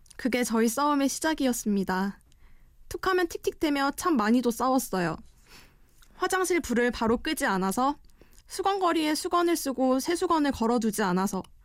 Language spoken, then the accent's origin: Korean; Mungyeong, North Gyeongsang, South Korea; moved away as an adult; now in Seoul, South Korea; 저는 경북 문경에서 자랐는데요